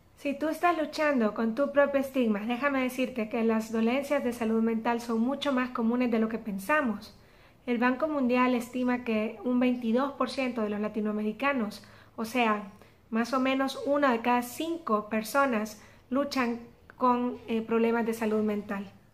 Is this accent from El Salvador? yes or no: yes; El Salvador; como decimos aquí en mi país, El Salvador